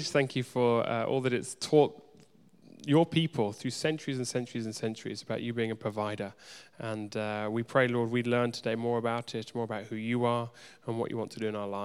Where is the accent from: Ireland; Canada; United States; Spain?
Ireland; Wicklow, Leinster; It is actually really unfair because I actually am from Wicklow. My mum was born and raised in Wicklow. Her parents have been in Wicklow for pretty much forever. And I've lived in Wicklow for most of my childhood.